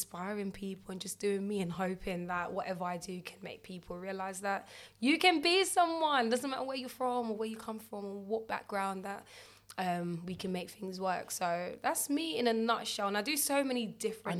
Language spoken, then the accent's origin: English; Jamaica; I'm Jamaican